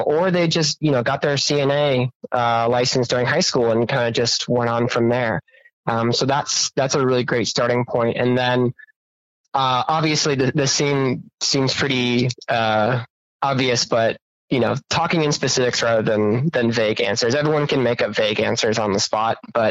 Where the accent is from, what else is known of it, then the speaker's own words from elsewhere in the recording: Minneapolis, Minnesota, United States; moved away as an adult; now in Boise, United States; I'm from the Twin Cities, and that has more people in the metro area than the entire state of Idaho